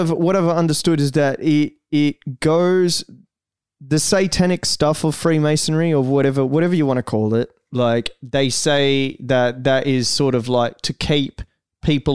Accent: Brazil; English is a second language; now in Australia; I was born in Brazil

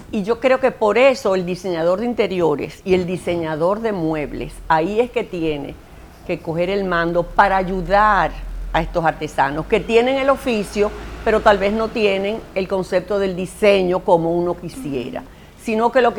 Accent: Dominican Republic

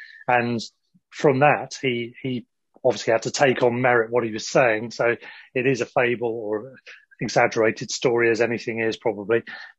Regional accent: England, United Kingdom; even us growing up in England

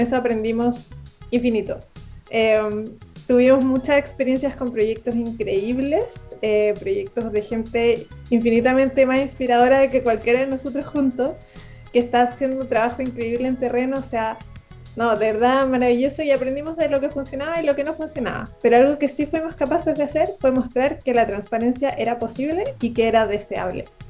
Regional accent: Chile; yo soy chilena

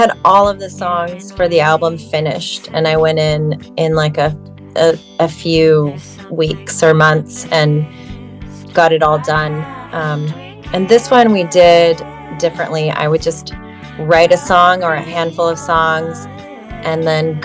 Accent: Orange County, California, United States; moved away as an adult; now in San Francisco, United States; California originally. I grew up in Orange County

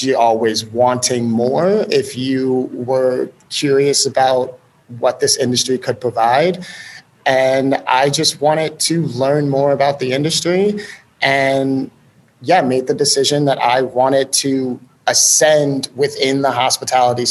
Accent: Chicago, Illinois, United States; also born or lived in Columbus, Ohio; So I'm originally from Chicago, born on the west side, grew up in a super far northern suburb of Chicago.

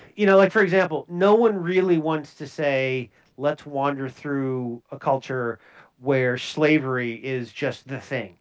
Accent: Minnesota, United States; I'm from Minnesota

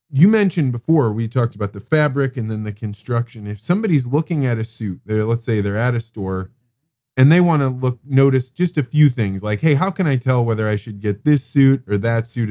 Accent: Eureka, Illinois, United States; growing up in Eureka, Illinois.

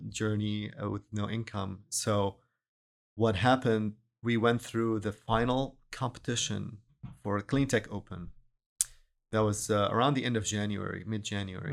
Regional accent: Syria; moved away as an adult; also born or lived in Dubai / Boston; now in Houston, United States; I'm originally from Syria

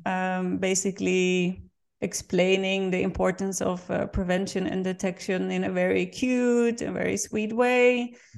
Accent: Netherlands; English is a second language; now in Vienna, Austria; I'm born and raised in the Netherlands, and I'm currently living in Vienna

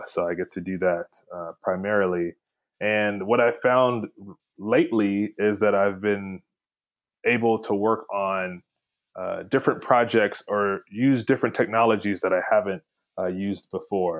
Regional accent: Houston, Texas, United States; I'm from Houston, Texas, originally

